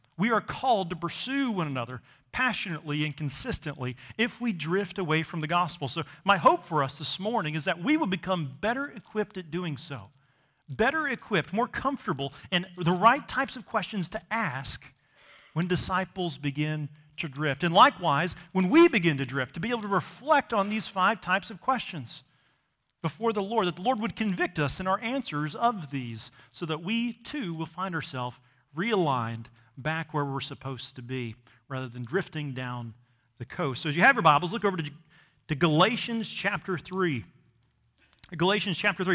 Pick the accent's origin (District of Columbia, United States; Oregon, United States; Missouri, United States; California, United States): Missouri, United States; growing up in Missouri, I never actually saw the ocean until I was a teenager